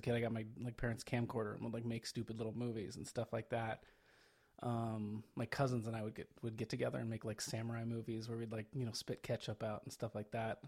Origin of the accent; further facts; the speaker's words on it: Phoenix, Arizona, United States; Originally, I am from Phoenix, Arizona